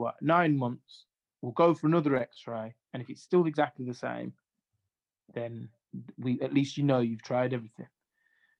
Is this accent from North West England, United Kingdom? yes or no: no; Sutton Coldfield, West Midlands, United Kingdom; also born or lived in Jamaica; I used to live in Sutton Coldfield, which is in, which is by Birmingham